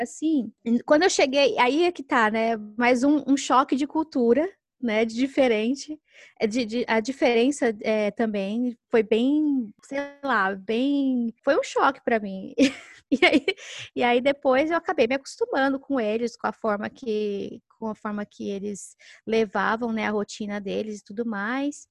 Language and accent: Portuguese; Brazil; moved away as an adult; a gente é brasileira